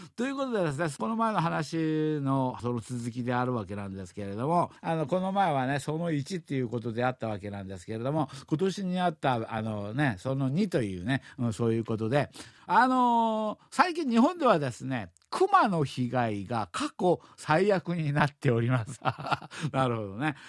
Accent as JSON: {"language": "Japanese", "region": "Seoul", "country": "South Korea", "tie": "born or raised there", "said": "子供の時にチョンロに住んでました"}